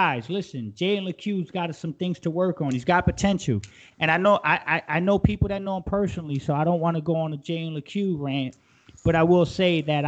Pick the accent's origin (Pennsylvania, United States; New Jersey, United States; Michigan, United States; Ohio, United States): New Jersey, United States; I'm from New Jersey